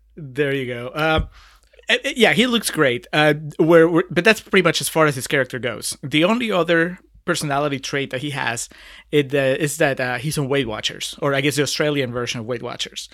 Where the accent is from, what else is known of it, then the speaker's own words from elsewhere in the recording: Peru; moved away; I'm originally from Peru